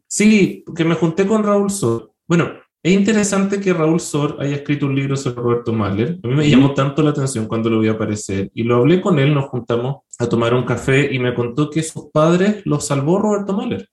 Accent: Valdivia, Los Ríos, Chile; yo soy de provincia, soy de Valdivia, que es una ciudad que siempre ha tenido mucha música, pero por lo menos cuando yo era chico, en los 80, 90, no había una orquesta estable

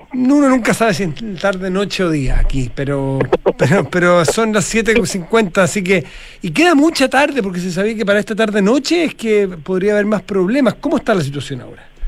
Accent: Chile

